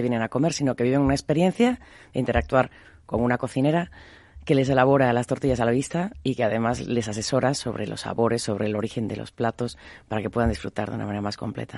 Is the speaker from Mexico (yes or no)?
yes; Mexico; moved away; also born or lived in Galicia (family) / Buenos Aires; yo soy mexicana de nacimiento, de familia gallega, soy hija de la migración